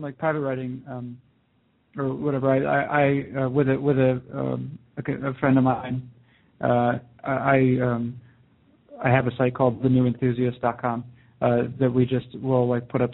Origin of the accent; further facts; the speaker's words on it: New Hampshire, United States; I grew up in New Hampshire, and my family were all very dedicated and remain so Red Sox fans.